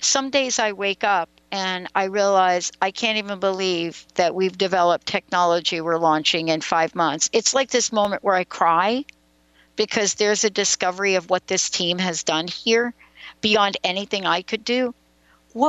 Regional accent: New York City, New York, United States; I'm a girl from the Bronx, New York

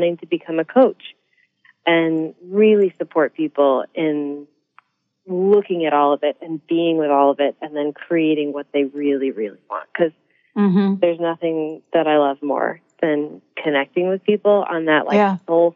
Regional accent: Newport, Rhode Island, United States; being a girl from Newport, Rhode Island

